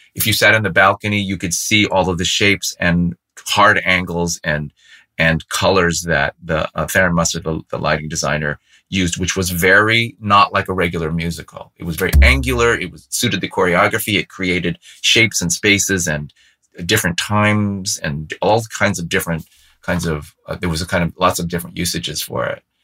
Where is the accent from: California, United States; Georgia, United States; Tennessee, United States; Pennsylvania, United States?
California, United States; San Francisco; I grew up in San Francisco